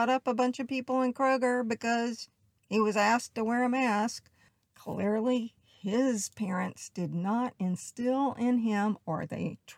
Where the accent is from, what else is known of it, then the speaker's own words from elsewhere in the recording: the South, United States; I was raised in the South. I know I don't really have the accent, it was beat out of me in acting school only when I get slightly emotionally upset